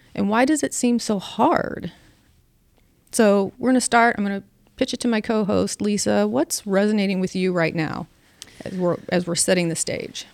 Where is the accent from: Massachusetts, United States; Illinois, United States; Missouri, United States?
Missouri, United States; St. Louis; I grew up in South Saint Louis and every neighbor knew what all of us kids were doing at all times